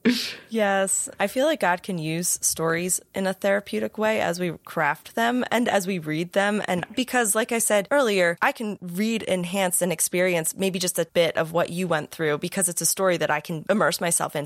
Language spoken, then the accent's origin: English; United States; I was born and raised in America, in the same part of America.